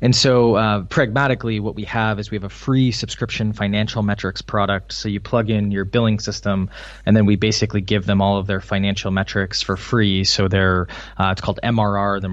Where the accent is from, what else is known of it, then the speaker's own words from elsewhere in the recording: Wisconsin, United States; moved away as an adult; also born or lived in Illinois; now in Boston, United States; I'm from Wisconsin, which for any international listeners, that's kind of in the middle of the U.S. A lot of dairy farms. So I grew up kind of in that area